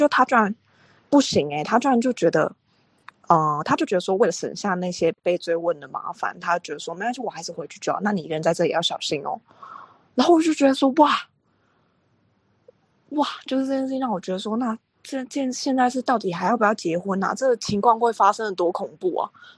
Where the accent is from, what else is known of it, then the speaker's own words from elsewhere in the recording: Taiwan; 我是台湾人。